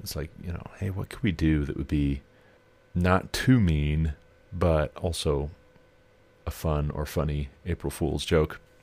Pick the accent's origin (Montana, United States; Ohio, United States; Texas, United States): Montana, United States; moved away; since I moved back to my home state